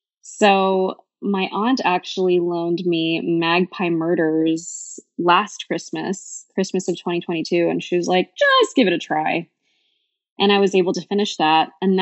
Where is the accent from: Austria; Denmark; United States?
United States; California; now in Portland, United States; So I am originally from the Bay Area, and I moved to Portland 3 years ago during deep, dark COVID.